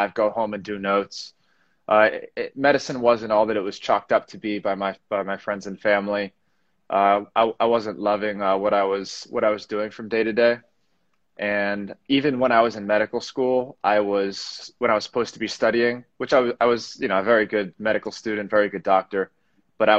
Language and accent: English; Parkland, Florida, United States; also born or lived in New York City; I grew up in South Florida, Parkland. Born in 91, raised in South Florida